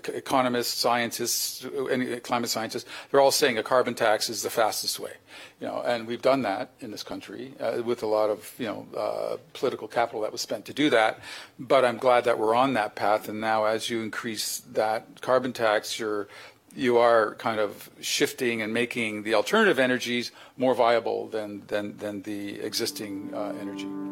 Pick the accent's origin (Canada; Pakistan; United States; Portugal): Canada; as a Canadian, you know, uh, we are a northern you know, uh, you know, country